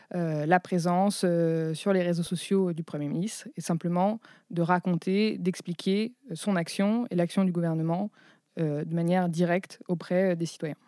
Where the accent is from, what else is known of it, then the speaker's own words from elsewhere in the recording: France; also born or lived in Chicago, United States; je suis française et américaine